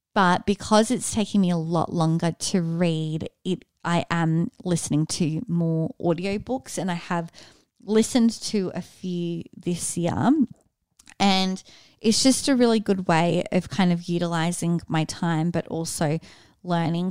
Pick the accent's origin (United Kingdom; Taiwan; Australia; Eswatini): Australia; Sydney, New South Wales; moved away as an adult; also born or lived in Austin; born and raised in Sydney